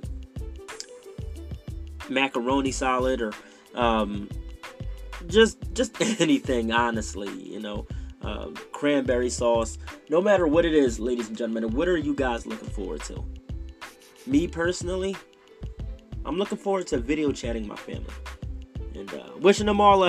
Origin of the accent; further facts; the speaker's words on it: Philadelphia, Pennsylvania, United States; moved away; my hometown of Philadelphia